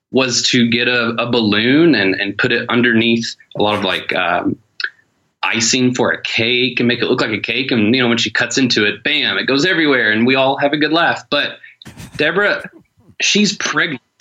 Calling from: Detroit, Michigan, United States; I am calling you from uh, South Detroit.

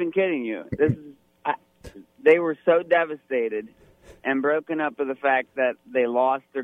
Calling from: Monterey, Michigan, United States; No, Michigan.

